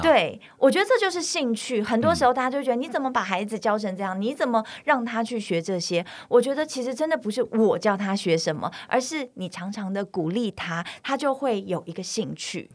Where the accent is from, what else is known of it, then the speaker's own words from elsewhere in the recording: China; now in Taiwan; 我在中国大陆长大